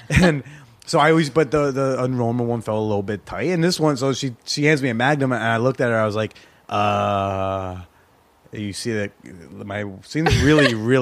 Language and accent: English; New Jersey, United States; now in New York City, United States; I'm from a small town in New Jersey, a little suburb or whatever.